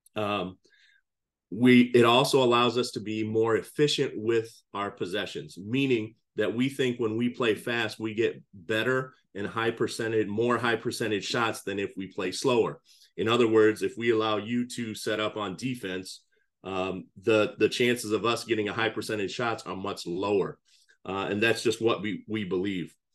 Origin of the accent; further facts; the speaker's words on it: Cedar Falls, Iowa, United States; moved away as an adult; also born or lived in Crystal Lake, Illinois / Chicago, Illinois; now in Illinois, United States; I'm originally from Iowa. I grew up in Cedar Falls, Iowa